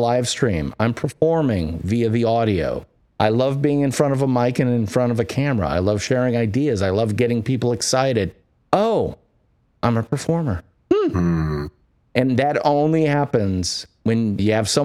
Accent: Midwest, United States; I'm from the Midwest, where people are very feet on the ground

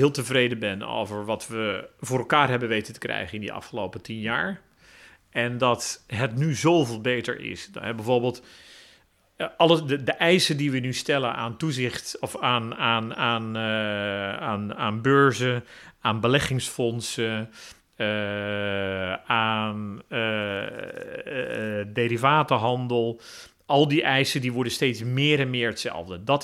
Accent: Netherlands; ik ben een Nederlander, dus ik zal een zekere stijl van opereren hebben.

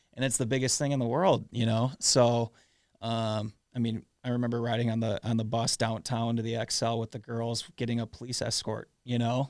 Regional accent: South St. Paul, Minnesota, United States; growing up in South Saint Paul

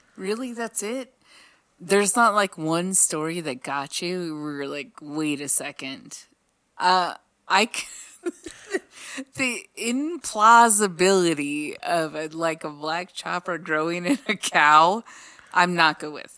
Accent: Los Angeles, California, United States; moved away; also born or lived in Colorado; Monique and I grew up in Los Angeles

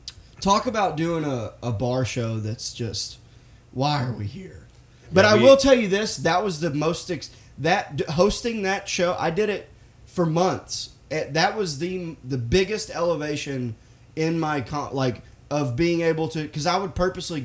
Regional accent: Boston, Massachusetts, United States; You know, I'm from Boston. I don't know if you guys know that.

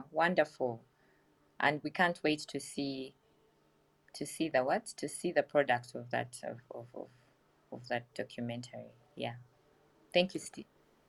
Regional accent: Tororo, Eastern Region, Uganda; moved away; also born or lived in Kampala; my village town in Tororo

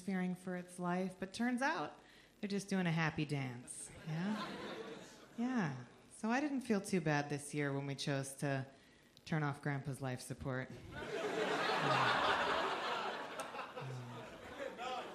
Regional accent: United States; I am from just below Canada

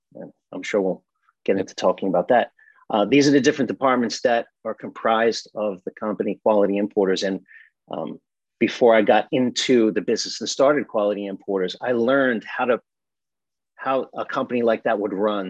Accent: Massapequa Park, New York, United States; born or raised there; also born or lived in Brooklyn, New York

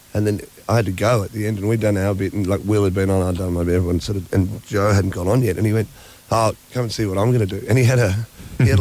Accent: Australia; I actually am Aussie

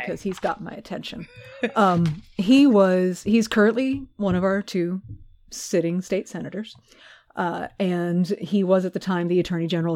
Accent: Texas, United States; love my home state so much

